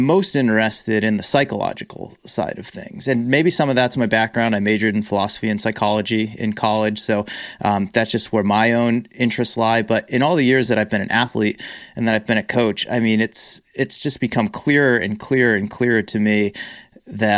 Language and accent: English; Worcester, Massachusetts, United States; where I grew up in Worcester, Massachusetts.